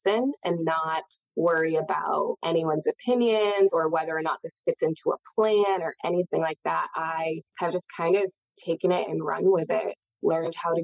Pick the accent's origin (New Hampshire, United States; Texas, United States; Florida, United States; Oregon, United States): New Hampshire, United States; I grew up in New Hampshire